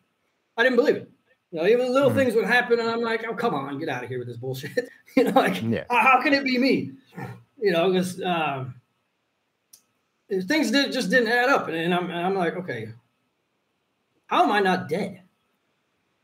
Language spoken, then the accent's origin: English; Robbinsdale, Minnesota, United States; I grew up in Robbinsdale, Minnesota